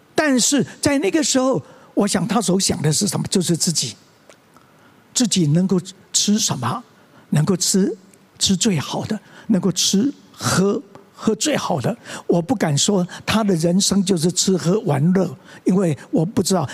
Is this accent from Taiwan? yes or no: yes; Tianzhong, Changhua County, Taiwan; moved away as an adult; 我在同小在田中的长老会长大